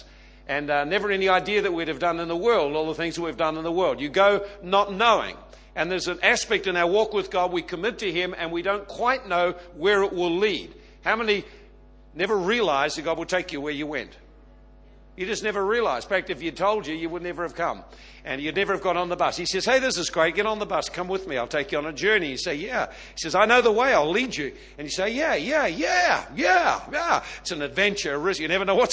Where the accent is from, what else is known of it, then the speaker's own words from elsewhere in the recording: the Bay Area, California, United States; I was born in the Bay, have grown up in the Bay, had a season out of the Bay